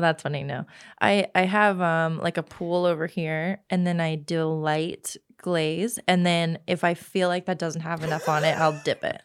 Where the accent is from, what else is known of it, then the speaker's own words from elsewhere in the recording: Texas, United States; moved away as an adult; now in Los Angeles, United States; I am from Texas.